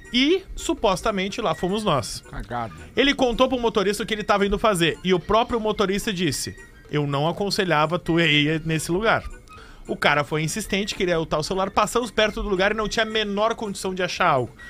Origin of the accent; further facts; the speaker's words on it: Santa Rosa, Rio Grande do Sul, Brazil; eu sou de Santa Rosa.